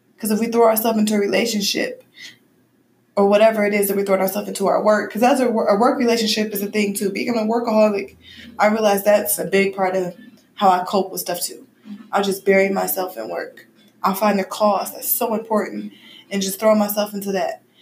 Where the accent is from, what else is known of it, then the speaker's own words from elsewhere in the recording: Midwest, United States; I'm from the Midwest in a very black environment